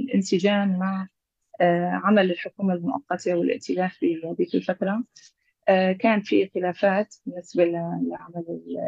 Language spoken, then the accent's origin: Arabic; Aleppo Governorate, Syria; من مواليد مدينة حلب 1980